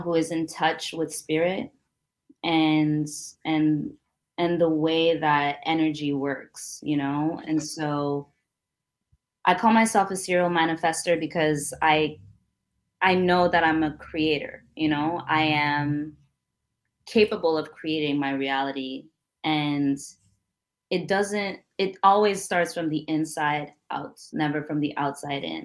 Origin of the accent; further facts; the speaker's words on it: Montreal, Quebec, Canada; a young Black girl, Burundian, growing up in Montreal, bilingual